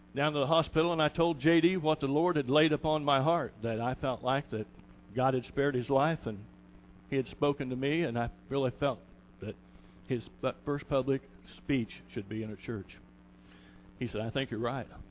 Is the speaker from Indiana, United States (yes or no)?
yes; Kokomo, Indiana, United States; I was born and raised on the west side of the tracks